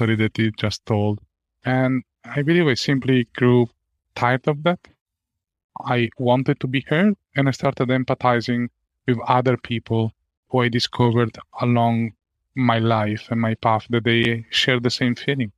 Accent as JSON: {"language": "English", "country": "Italy", "moved": "as an adult", "lives_now": "Ireland", "said": "And I come from Italy"}